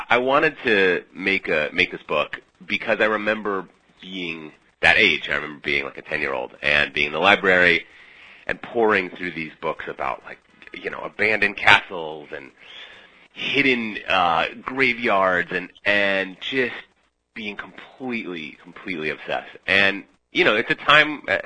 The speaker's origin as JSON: {"language": "English", "town": "Minneapolis", "region": "Minnesota", "country": "United States", "tie": "born or raised there", "also_born_or_lived": "Budapest, Hungary", "moved": "as an adult", "lives_now": "New York, United States", "said": "I grew up in the Midwest going on crazy road trips with my parents and visiting some kind of unusual sites and spent my teenage years in Minneapolis"}